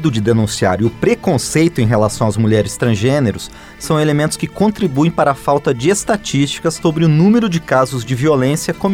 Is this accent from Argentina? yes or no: yes; Argentina; Portuguese is a second language; now in Brazil; sou argentina e estou recorrendo à América com arte